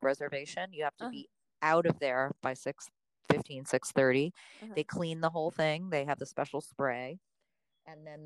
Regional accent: New York City, New York, United States; As a New Yorker

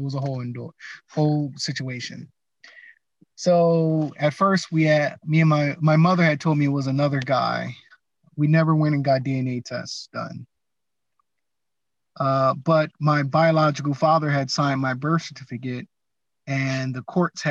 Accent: Atlantic City, New Jersey, United States; moved away as an adult; I'm born and raised in Atlantic City, New Jersey. Moved out of there, I want to say, after like 19 years.

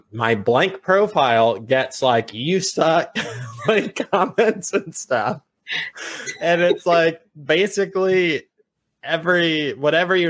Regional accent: Virginia, United States; also born or lived in Long Island, New York; I'm a Virginia boy. I grew up here. We moved. I was a kid when we moved.

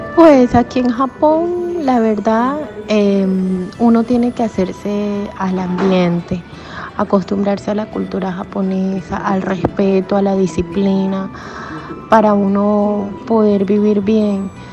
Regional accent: Colombia; now in Japan; extraño mucho las rumbas de Colombia

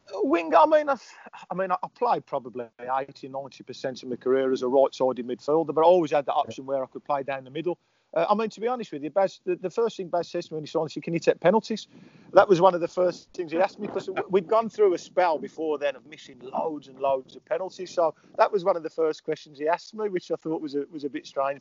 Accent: Birmingham, West Midlands, United Kingdom; I'm from Erdington

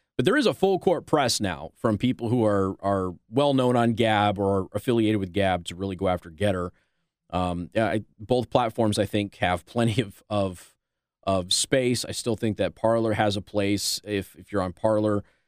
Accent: Las Vegas, Nevada, United States; I'm from Las Vegas

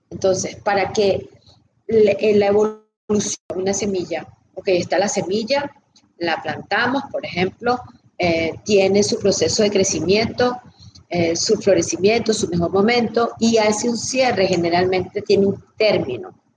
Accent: Venezuela; now in United States; yo no tuve cierre de cuando me mudé de Venezuela

